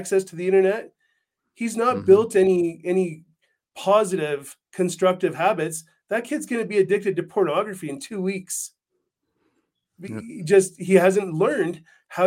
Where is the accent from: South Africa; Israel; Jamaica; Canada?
Canada; now in United States; I'm from Canada